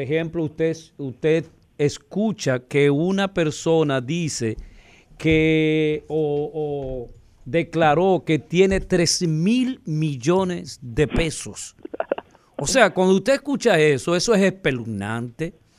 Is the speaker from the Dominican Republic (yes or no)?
yes; Dominican Republic; nosotros los dominicanos